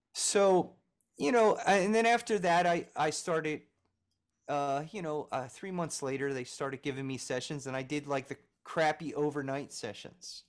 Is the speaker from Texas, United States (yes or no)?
no; Philadelphia, Pennsylvania, United States; now in Nashville, United States; I'm originally from Philadelphia